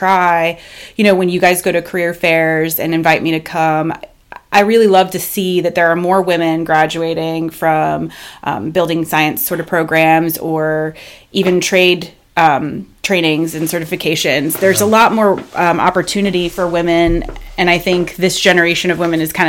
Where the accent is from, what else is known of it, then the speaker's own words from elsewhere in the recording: Florida, United States; moved away as an adult; I moved up to Alabama from South Florida when I was 21 in 2005 and didn't really have a plan.